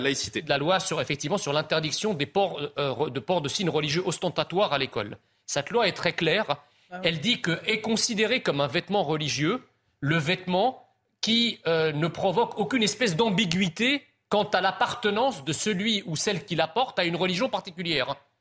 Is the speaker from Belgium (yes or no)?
no; France; je suis français, je suis d'origine étrangère